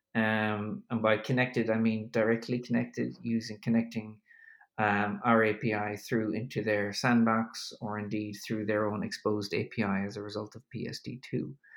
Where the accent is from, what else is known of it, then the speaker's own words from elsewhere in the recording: Ireland; also born or lived in New York; now in Berlin, Germany; I'm an Irishman uh, living in Germany at the moment